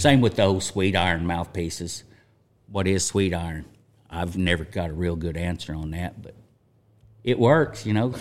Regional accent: Chelsea, Oklahoma, United States; grew up in Chelsea, Oklahoma, U S A.

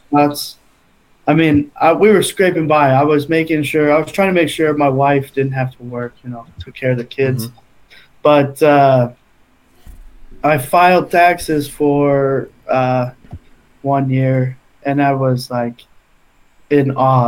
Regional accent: Utah, United States; we're from Utah, Salt Lake or Northern Utah is like door to door capital of the world

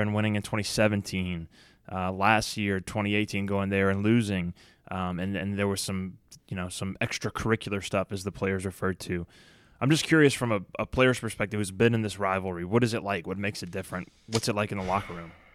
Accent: Baton Rouge, Louisiana, United States; when I grew up in Baton Rouge

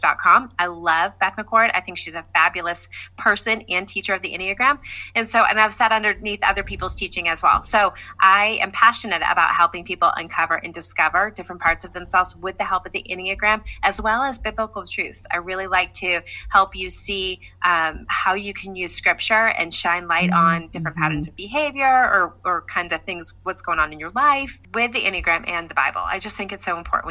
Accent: Franklin, Tennessee, United States; I am from Franklin, Tennessee. I live here with my husband and our four amazing children

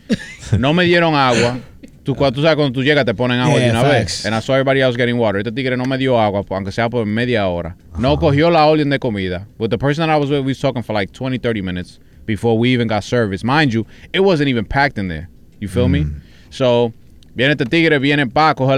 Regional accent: New York City, New York, United States; I'm from East New York.

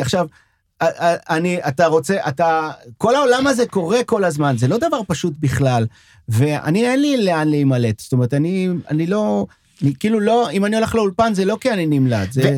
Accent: Sderot, Southern District, Israel; first language French; Hebrew is a second language; now in Tel Aviv, Israel; אני בא מהנגב, שדרות זה בנגב

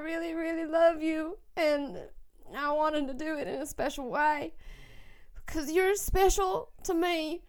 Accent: Arkansas, United States; I'm from Arkansas

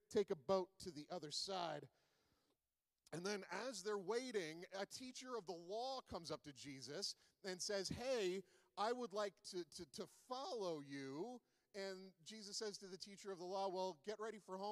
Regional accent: Charlottetown, Prince Edward Island, Canada; now in Alberta, Canada; I am from Charlottetown, Prince Edward Island, and I took oceanography in grade 11

